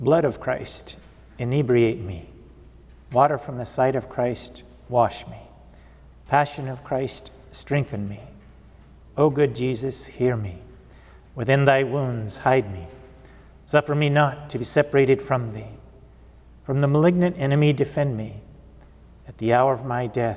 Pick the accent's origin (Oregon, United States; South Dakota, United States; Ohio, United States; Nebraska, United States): Oregon, United States; now in St. Louis, United States; I grew up in Oregon on the advice of a Jesuit from St. Louis to my father, and grew up on a farm.